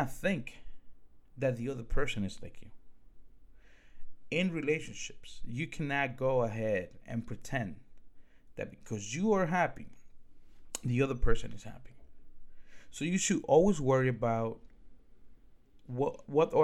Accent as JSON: {"language": "English", "town": "Newark", "region": "New Jersey", "country": "United States", "tie": "born or raised there", "also_born_or_lived": "Dominican Republic", "second_language": "English", "said": "I grew up in Newark, New Jersey."}